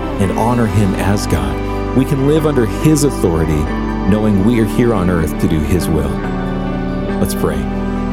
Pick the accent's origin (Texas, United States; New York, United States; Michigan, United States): Texas, United States; I grew up in Texas, a state where independence is considered a virtue